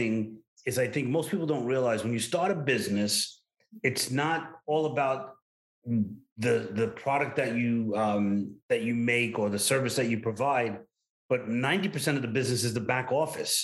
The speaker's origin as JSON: {"language": "English", "town": "New York City", "region": "New York", "country": "United States", "accent": "Brooklyn", "said": "my Brooklyn accent"}